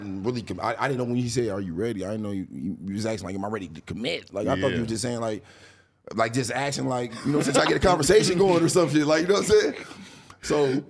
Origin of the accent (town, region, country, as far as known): Columbus, Ohio, United States